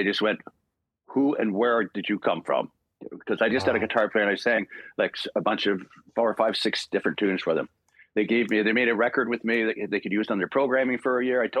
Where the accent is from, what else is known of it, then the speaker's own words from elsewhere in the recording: Port Dover, Ontario, Canada; also born or lived in Dublin, Ireland; Barry, Fiona, and myself were born in Ireland, and Rory and Sean were born when we got to Port Dover, because we came right from Dublin, Ireland, to this 3,200 populated people on Lake Erie